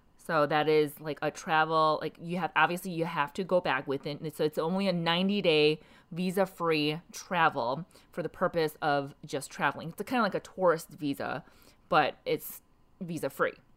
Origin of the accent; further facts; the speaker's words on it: South Korea; now in United States; I'm from South Korea. My, my entire family's from South Korea.